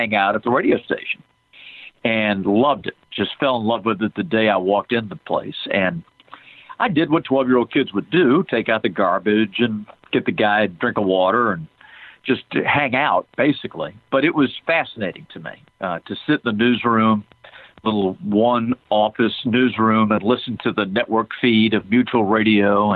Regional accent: Salisbury, North Carolina, United States; also born or lived in Rhode Island; now in Atlanta, United States; I was a kid growing up in North Carolina. I was born in Rhode Island, but my dad was transferred in the company he worked for. So we ended up in North Carolina, a little town called Salisbury

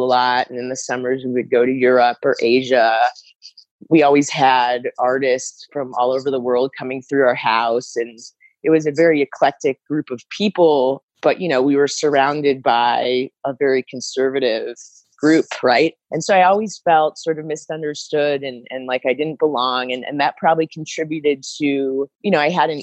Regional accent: Omaha, Nebraska, United States; moved away; also born or lived in New York City; grew up in Omaha, Nebraska, Jewish family, Holocaust survivors

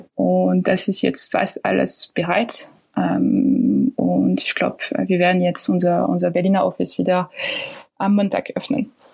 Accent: France; German is a second language; moved away; ich bin Französin

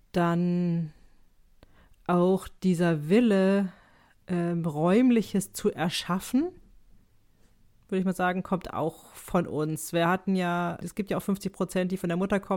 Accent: Switzerland; auch wenn ich Schweizer bin, würde ich das nie so auf Englisch sagen. Also ich bin ja ein Schweizer Teil.

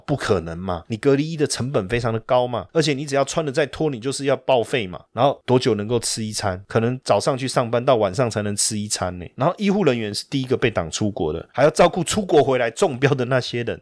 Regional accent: Taiwan; 我们台湾人很可爱，很认真哦

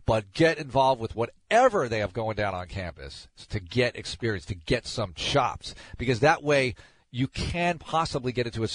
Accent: suburban New York, United States; also born or lived in New England; now in Houston, United States; I grew up in suburban New York

